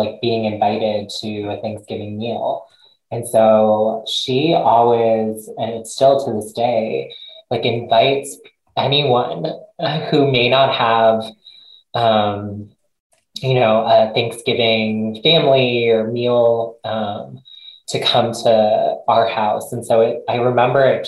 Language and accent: English; United States; I grew up here, was born in the US